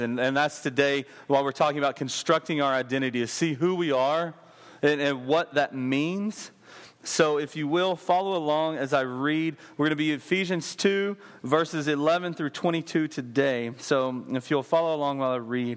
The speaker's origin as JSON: {"language": "English", "region": "West Texas", "country": "United States", "tie": "born or raised there", "said": "I grew up in West Texas"}